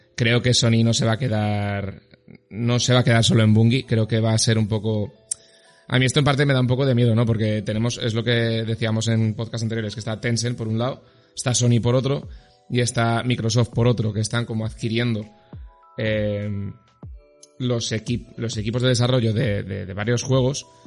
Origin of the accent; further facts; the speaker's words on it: Zaragoza, Aragon, Spain; soy de Zaragoza